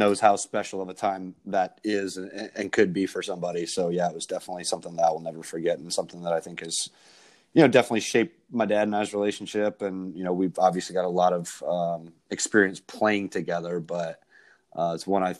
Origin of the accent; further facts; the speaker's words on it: Ohio, United States; also born or lived in Atlanta, Georgia; I grew up partially in Atlanta. And so I played some junior golf there. And then I relocated back to Northeast Ohio, actually finished high school up there and played high school golf.